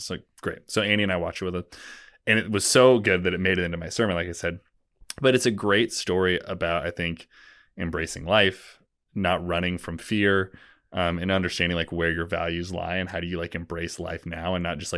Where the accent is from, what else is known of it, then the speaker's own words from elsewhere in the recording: West Coast, United States; I grew up on the West Coast, like I just never, I was like, it was … or die.